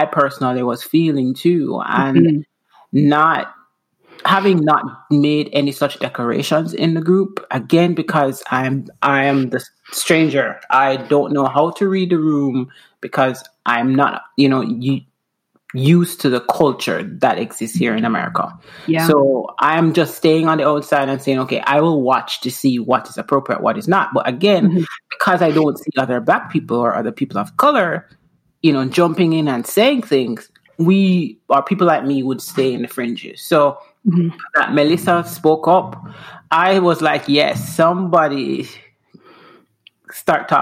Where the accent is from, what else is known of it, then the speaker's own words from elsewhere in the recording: Jamaica; moved away as an adult; also born or lived in Houston / Seattle; now in Washington, United States; I'm from Jamaica